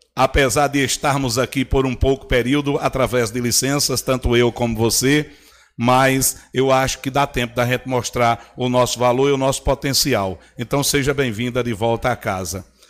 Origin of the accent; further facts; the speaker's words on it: São Bento, Paraíba, Brazil; eu nasci na Rua Velha, me criei na Rua do Açougue